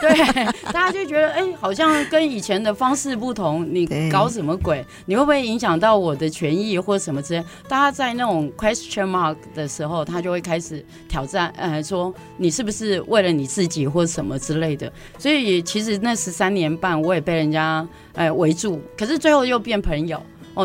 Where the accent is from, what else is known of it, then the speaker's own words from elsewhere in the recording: Taipei, Taiwan; moved away as an adult; 不是讲我在台北长大吗